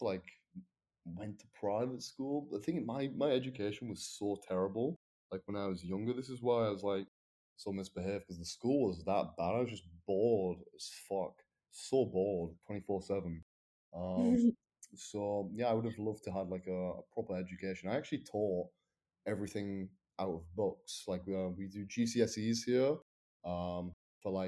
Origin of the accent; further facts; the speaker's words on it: the north of England, United Kingdom; accent: northern; now in London, United Kingdom; with my northern accent